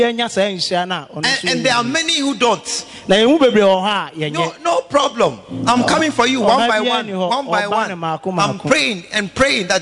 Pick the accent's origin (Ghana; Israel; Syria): Ghana; Kumasi, Ashanti; I'm coming from right here, Bantama Kumasi here